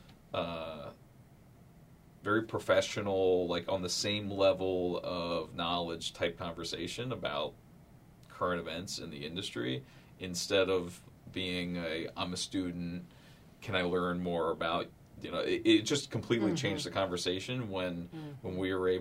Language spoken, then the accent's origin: English; Maryland, United States; moved away as an adult; also born or lived in California; I'm originally from this area. I grew up in Maryland.